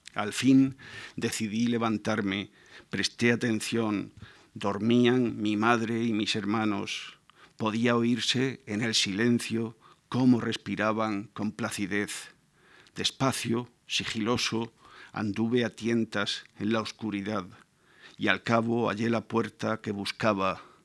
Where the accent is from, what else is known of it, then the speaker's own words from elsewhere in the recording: Murcia, Region of Murcia, Spain; soy eh, de una tierra en la, que, la, que, no llueve nunca, de Murcia